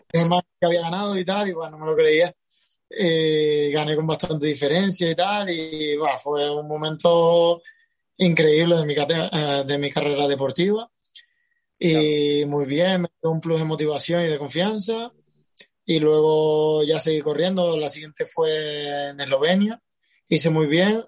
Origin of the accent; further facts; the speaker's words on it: Tenerife, Canary Islands, Spain; de Canarias, exactamente de Tenerife